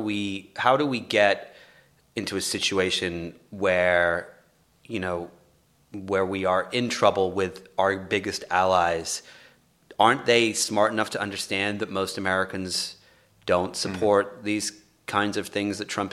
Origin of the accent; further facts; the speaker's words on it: England, United Kingdom; now in Los Angeles, United States; I'm from England